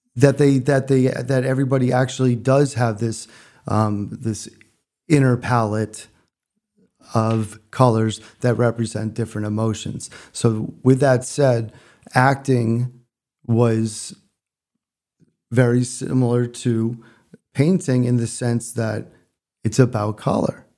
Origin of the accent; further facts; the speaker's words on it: Connecticut, United States; moved away; also born or lived in Freeport, Maine; I grew up in Connecticut, but spent every summer of my life in Freeport, Maine